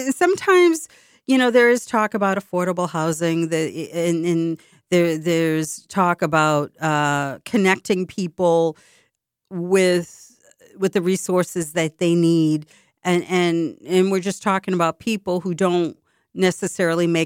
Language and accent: English; Boston, Massachusetts, United States; it's very expensive to live in my hometown. I love my hometown dearly.